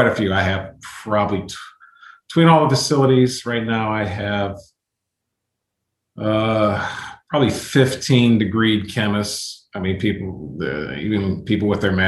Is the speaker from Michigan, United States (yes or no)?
no; Western Pennsylvania, United States; I grew up in Western Pennsylvania